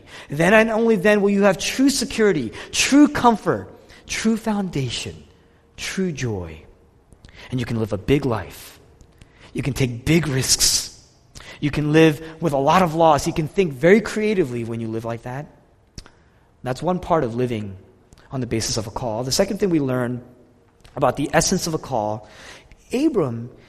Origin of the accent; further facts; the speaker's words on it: Philadelphia, Pennsylvania, United States; we're from Philadelphia